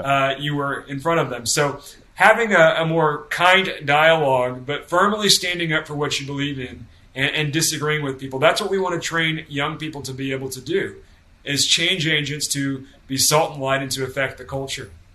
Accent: the Bible Belt, United States; I was uh, brought into a Baptist home and I come from the Bible Belt.

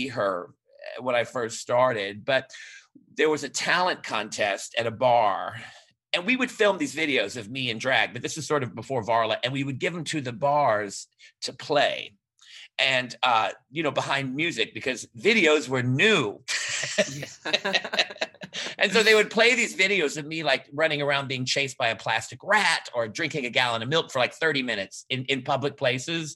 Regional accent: New Orleans, Louisiana, United States; moved away as an adult; also born or lived in New York; now in Fort Lauderdale, United States; I was from New Orleans. Yes, I lived there pretty much my whole life

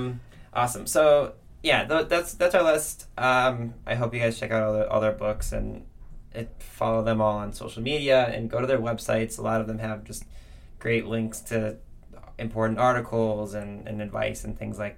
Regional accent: Lorain, Ohio, United States; she's from my hometown in Lorain, Ohio.

